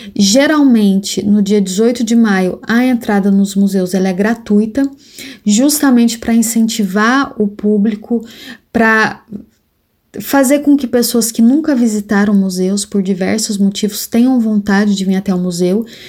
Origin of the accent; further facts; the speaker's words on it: Guaxupé, Minas Gerais, Brazil; moved away as an adult; also born or lived in Londrina, Paraná; now in Paris, France; Eu sou mineira de uma cidade do interior de Minas Gerais chamada Guaxupé